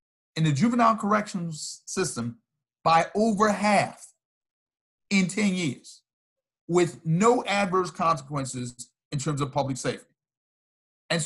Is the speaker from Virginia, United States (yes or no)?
yes; Virginia, United States; In a juvenile correctional facility in my home state of Virginia